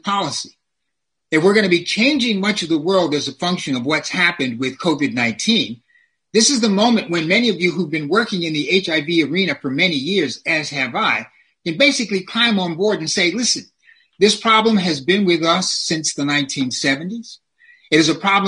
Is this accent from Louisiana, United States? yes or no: yes; New Orleans, Louisiana, United States; moved away; I was born in New Orleans, Louisiana, and as a young man